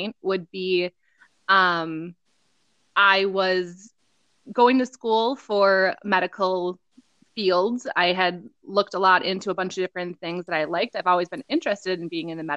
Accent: Rice Lake, Wisconsin, United States; my hometown in Rice Lake

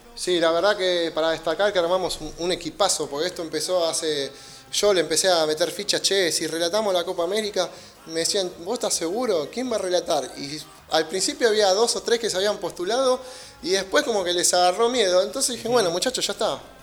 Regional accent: Merlo, Buenos Aires Province, Argentina; viví en Merlo toda la vida

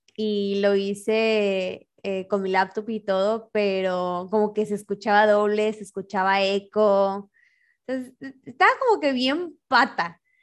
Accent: Monterrey, Nuevo León, Mexico; moved away; also born or lived in Torreón; Yo soy de Monterrey, pero en ese tiempo yo vivía

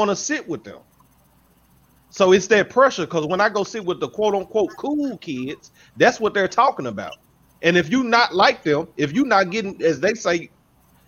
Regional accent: Memphis, Tennessee, United States; a black male growing up in Memphis

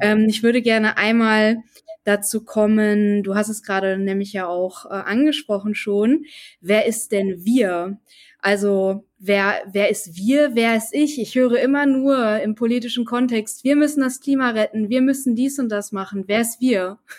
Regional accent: North Rhine-Westphalia, Germany; ich komme aus NRW

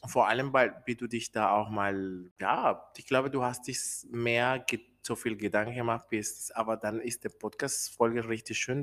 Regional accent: Colombia; German is a second language; moved away as an adult; now in Germany; ich bin äh, in Kolumbien geboren, ich wohne hier in Deutschland schon 13 Jahre

